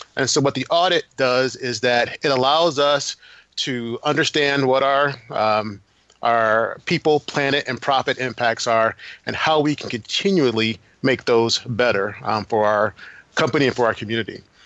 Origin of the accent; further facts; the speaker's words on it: Grand Rapids, Michigan, United States; I'm from Grand Rapids